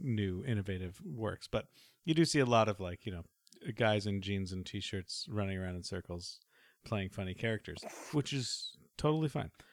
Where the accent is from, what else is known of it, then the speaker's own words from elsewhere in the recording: Canada; I am Canadian, so I should be able to speak it a little bit